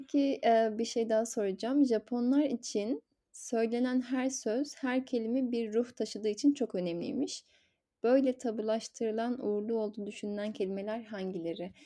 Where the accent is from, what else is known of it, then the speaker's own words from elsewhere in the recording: Zonguldak, Turkey; Ben de şey Zonguldak'ta doğdum büyüdüm